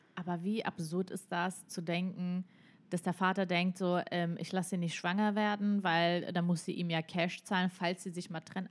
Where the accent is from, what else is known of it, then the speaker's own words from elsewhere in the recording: Mecklenburg-Vorpommern, Germany; ich bin in, in MacPom groß geworden